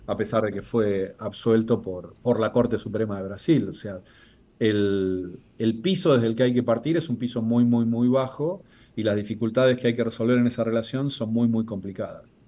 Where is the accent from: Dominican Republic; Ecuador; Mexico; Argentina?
Argentina